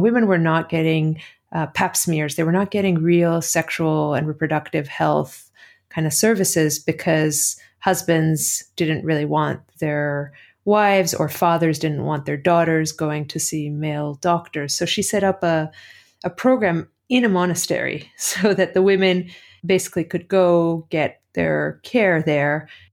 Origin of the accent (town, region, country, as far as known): Athens, Greece; born or raised there; also born or lived in Cleveland, Ohio, United States; now in United States